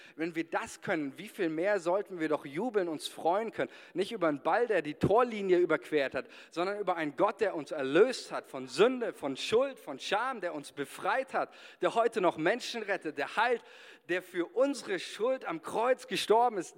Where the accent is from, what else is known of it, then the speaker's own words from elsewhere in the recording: Germany; wir als Deutsche